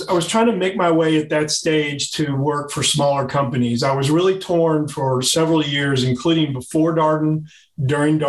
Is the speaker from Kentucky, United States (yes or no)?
yes; Louisville, Kentucky, United States; also born or lived in Virginia; Louisville, Kentucky, my hometown